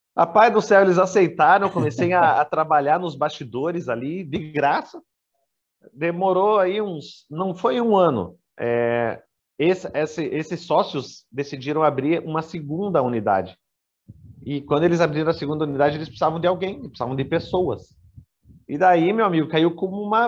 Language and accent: Portuguese; Brazil; also born or lived in Nova Andradina, Mato Grosso do Sul / Curitiba; no meu país de origem